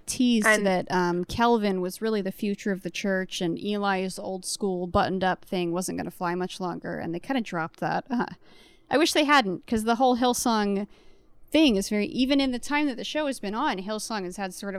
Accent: Virginia, United States; I was raised Mormon in Virginia, not Utah.

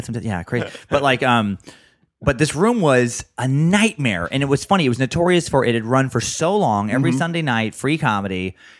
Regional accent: Idaho, United States; My home state.

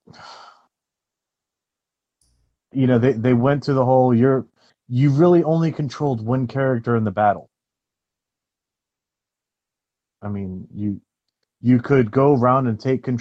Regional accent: Orlando, Florida, United States; I was born and raised in Orlando

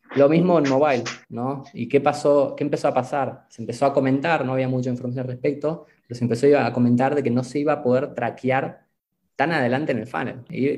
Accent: Argentina; moved away as an adult; now in Mexico; yo soy argentino viviendo en México

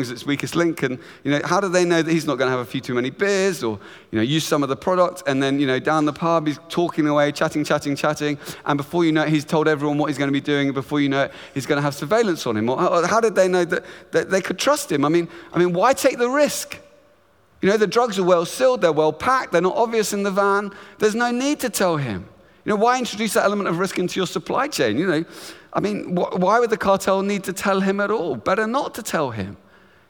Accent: Luton, East of England, United Kingdom; I grew up in beautiful town just north of London called Luton

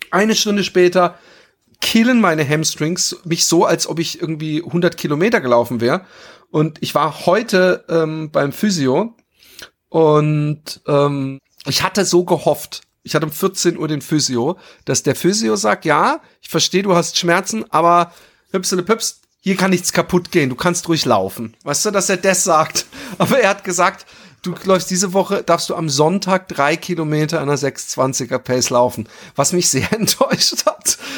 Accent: Baden-Württemberg, Germany; Als Schwabe ich finde, es, es, äh, ich finde, es, es gibt eine Menge, es gibt eine Menge äh

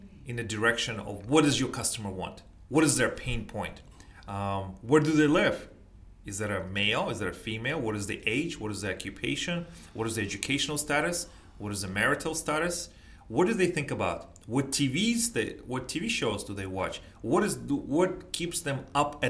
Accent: United States

